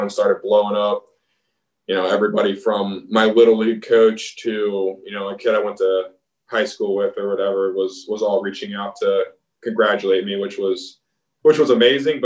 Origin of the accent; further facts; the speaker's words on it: Baltimore, Maryland, United States; my hometown team